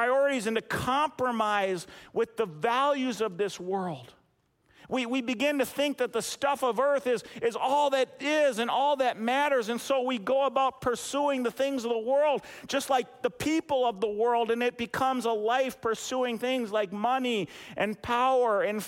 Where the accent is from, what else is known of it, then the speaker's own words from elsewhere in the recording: United States; for us as American Christians, because in our country